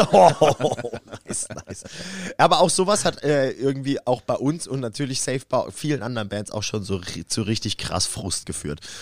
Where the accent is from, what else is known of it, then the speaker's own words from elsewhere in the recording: Karlsruhe, Baden-Württemberg, Germany; da habe ich auch mit meiner alten Band bei uns in Karlsruhe im alten Substage gespielt.